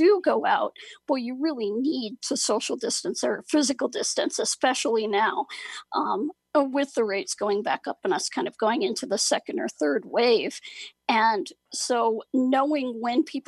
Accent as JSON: {"language": "English", "region": "Ohio", "country": "United States", "tie": "born or raised there", "said": "the county where I grew up in Ohio"}